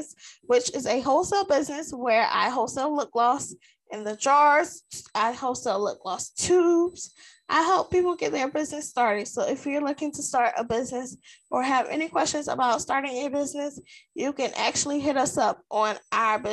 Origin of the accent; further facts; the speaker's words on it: South Carolina, United States; I am from South Carolina, the dirty South, South Kakalaki, whatever you want to call it. That's where I'm from.